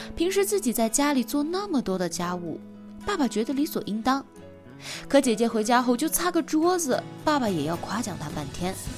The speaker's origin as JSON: {"language": "Chinese", "country": "China", "said": "我们中国人"}